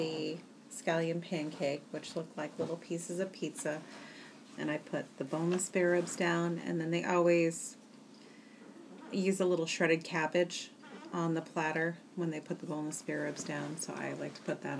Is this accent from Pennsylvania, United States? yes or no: no; Tewksbury, Massachusetts, United States; a place where I grew up in Tewksbury, Massachusetts.